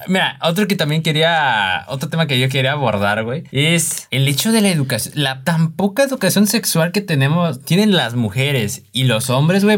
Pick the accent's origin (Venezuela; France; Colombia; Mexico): Mexico; siendo mexicanos queremos todo así rápido